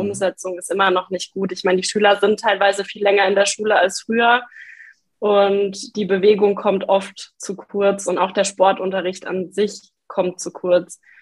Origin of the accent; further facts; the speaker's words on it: Lower Franconia, Bavaria, Germany; moved away as an adult; now in Passau, Germany; ich komme trotzdem aus Bayern, ein bisschen aus einem anderen Eck, eigentlich aus Unterfranken